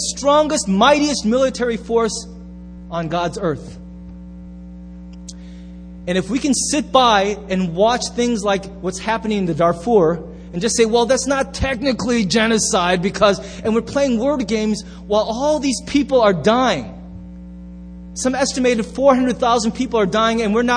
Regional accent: United States; I'm so American

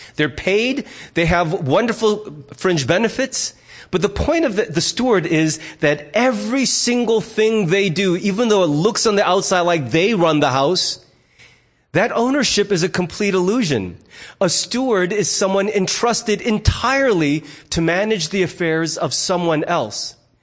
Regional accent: United States; I'm also a fiercely independent American

